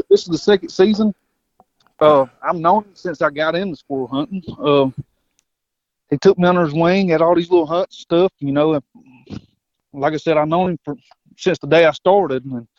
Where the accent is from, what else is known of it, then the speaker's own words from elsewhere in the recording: Whitmire, South Carolina, United States; I'm from Whitmire, South Carolina, a little small town.